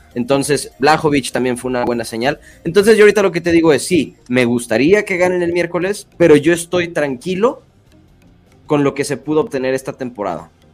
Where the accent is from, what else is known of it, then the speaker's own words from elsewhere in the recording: Mexico; lo digo como mexicano